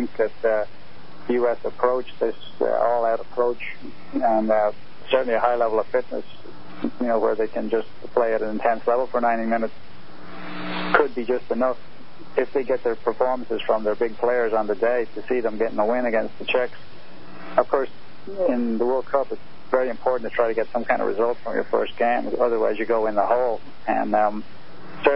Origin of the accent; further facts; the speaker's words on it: Ireland; I'm Irish